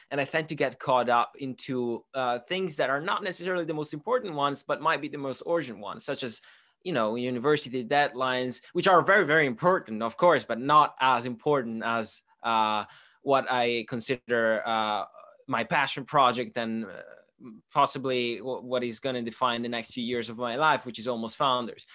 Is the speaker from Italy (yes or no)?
yes; Italy; moved away as an adult; now in United Kingdom; I'm originally from, uh, Italy, but I'm half Swiss, half Italian.